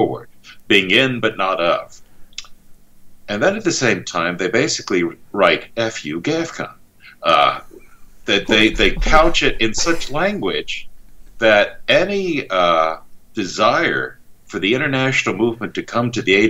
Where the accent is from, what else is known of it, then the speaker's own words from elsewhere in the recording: United States; I'm also an American.